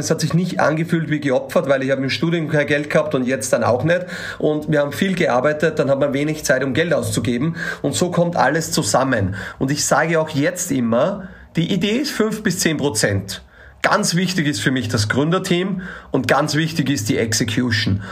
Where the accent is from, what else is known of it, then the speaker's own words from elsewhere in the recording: Austria; als Österreicher